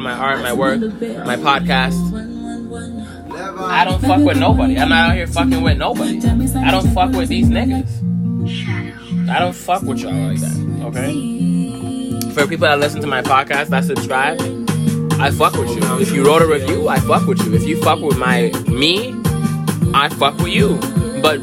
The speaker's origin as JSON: {"language": "English", "country": "United States", "said": "We're American."}